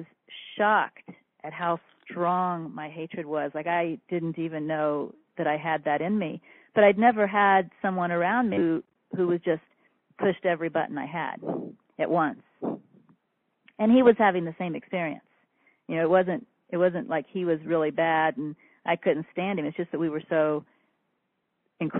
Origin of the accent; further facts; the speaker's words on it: Kansas, United States; I'm from Middle America, Kansas